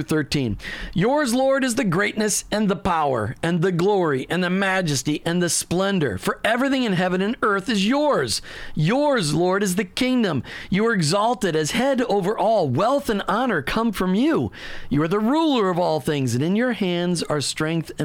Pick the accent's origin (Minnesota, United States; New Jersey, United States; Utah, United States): Minnesota, United States; Minneapolis; now in Florida, United States; I grew up in Minneapolis